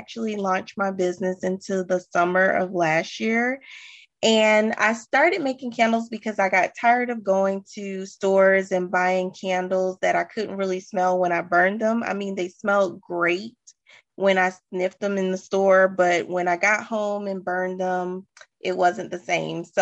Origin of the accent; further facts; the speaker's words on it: Sumter, South Carolina, United States; moved away as an adult; now in Charlotte, United States; I'm a transplant, actually. I am from Sumter, South Carolina, and I decided to move to Charlotte